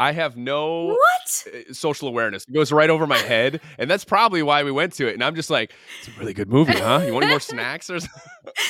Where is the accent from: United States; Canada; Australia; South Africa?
United States; Toledo, Ohio; We grew up near Toledo, Ohio, which was our big city, which is just crazy to say now.